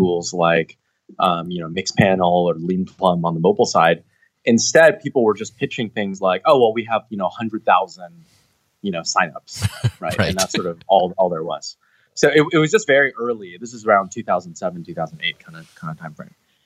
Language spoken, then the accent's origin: English; Seattle, Washington, United States; moved away as an adult; now in Bay Area, United States; I'm from Seattle originally